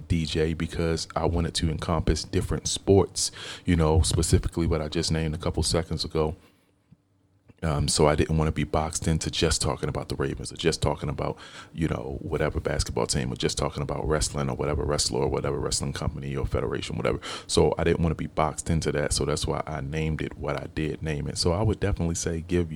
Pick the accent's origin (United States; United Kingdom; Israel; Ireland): United States; Baltimore, Maryland; I grew up here in Baltimore. I live in a county now, which is maybe 15, 20 minutes from where I used to live at. But I grew up in Baltimore